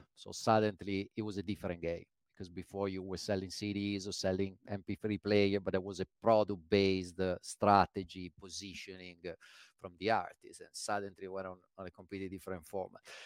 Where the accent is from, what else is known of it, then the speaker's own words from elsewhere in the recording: Milan, Lombardy, Italy; moved away as an adult; also born or lived in London; Born in Milan